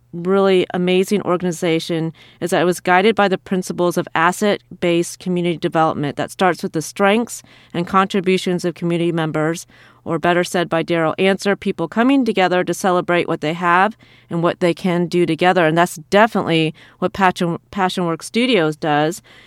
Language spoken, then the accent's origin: English; Iowa, United States; moved away as an adult; also born or lived in England; after I moved to, um, Iowa, my hometown